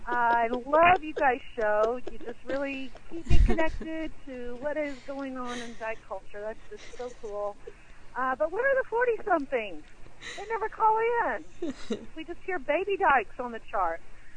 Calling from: Tullahoma, Tennessee, United States; I'm calling from Tullahoma, Tennessee. Right here, this part of the country is like the asshole of the Bible Belt.

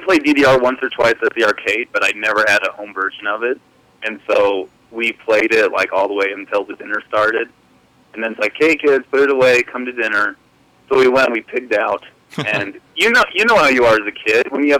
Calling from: Idaho Falls, Idaho, United States; I am from Idaho Falls, Idaho.

